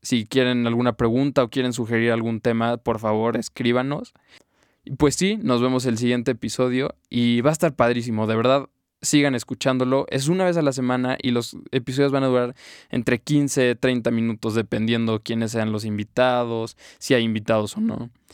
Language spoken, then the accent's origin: Spanish; Mexico; yo soy mexicano y quiero ver en mi país cómo están funcionando las cosas